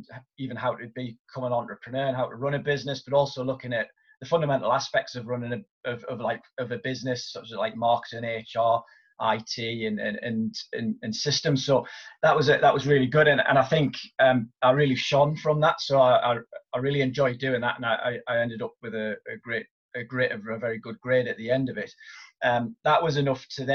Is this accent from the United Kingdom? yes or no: yes; Newcastle upon Tyne, North East England, United Kingdom; I'm originally from Newcastle upon Tyne in the northeast of England, and I went to my local school